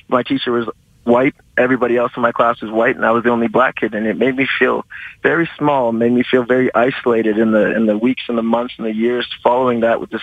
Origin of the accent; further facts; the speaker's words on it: Calgary, Alberta, Canada; I was born and raised in Calgary.